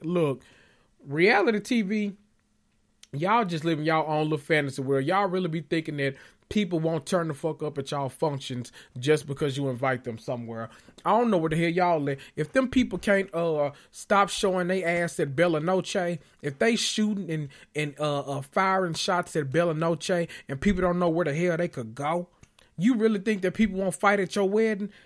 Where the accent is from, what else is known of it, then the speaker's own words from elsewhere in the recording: Memphis, Tennessee, United States; I grew up in Memphis